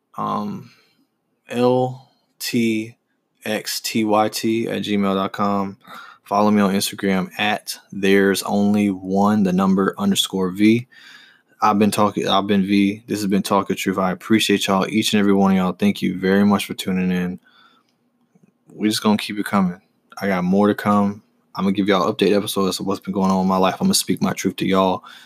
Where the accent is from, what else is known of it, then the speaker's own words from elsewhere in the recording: Charlotte, North Carolina, United States; being from Charlotte and being raised here